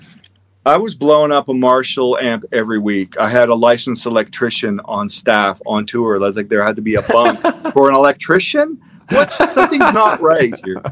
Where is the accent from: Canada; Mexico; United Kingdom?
Canada; Winnipeg, Manitoba; also born or lived in Toronto; now in Texas, United States; I was born in Winnipeg.